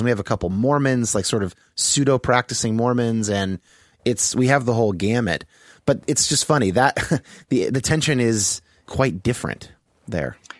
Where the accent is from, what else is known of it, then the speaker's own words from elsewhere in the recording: Bay Area, California, United States; I grew up in uh, the Bay Area in California